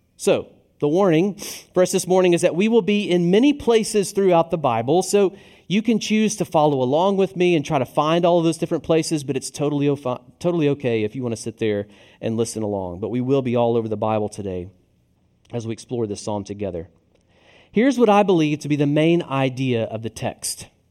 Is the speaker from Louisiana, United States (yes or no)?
no; Tennessee, United States; now in Richmond, United States; I'm from the South, namely Tennessee